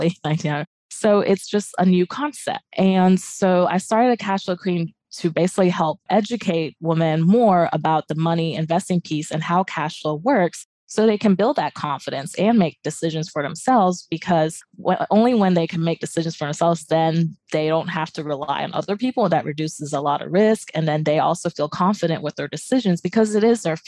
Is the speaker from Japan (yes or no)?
yes; Japan; moved away; I grew up in Asia and Japan area